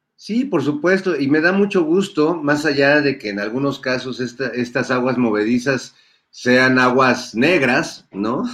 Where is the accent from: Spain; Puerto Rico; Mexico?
Mexico; nosotros como como pueblo mexicano